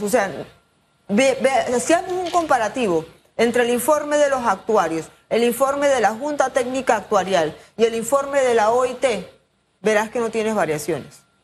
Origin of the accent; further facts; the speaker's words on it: Panama; Como ciudadanos, como panameños